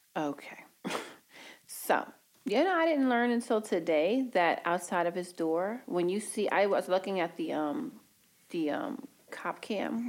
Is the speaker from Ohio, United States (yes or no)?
no; New York City, New York, United States; I grew up in Harlem with the 30th precinct